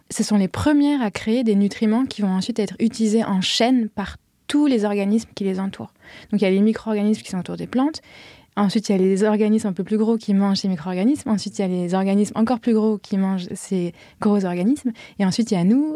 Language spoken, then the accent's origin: French; Paris, Île-de-France, France; moved away as an adult; also born or lived in Vienna, Austria / London, United Kingdom; je suis née, j'ai grandi à Paris